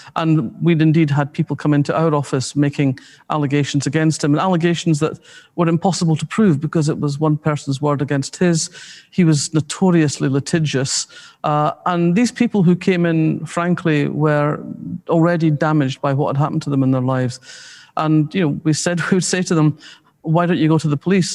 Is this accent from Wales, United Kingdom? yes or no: no; Scotland, United Kingdom; We're Scottish working class people of their generation